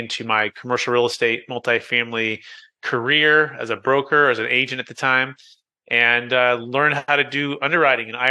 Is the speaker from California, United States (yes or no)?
yes; Fremont, California, United States; also born or lived in San Jose / Sacramento / Roseville / Rocklin; So I grew up originally in Taxifornia, the Bay Area, Silicon Valley, Fremont Mission